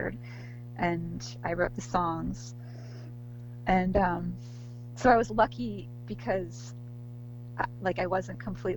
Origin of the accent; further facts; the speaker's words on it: near New Paltz, New York, United States; I went to SUNY New Paltz, which is near my hometown.